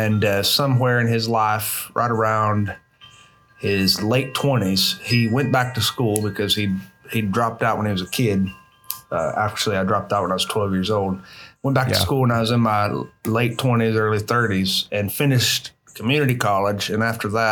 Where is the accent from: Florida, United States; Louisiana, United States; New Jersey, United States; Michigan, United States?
Florida, United States; panhandle of; born or raised there; also born or lived in Missouri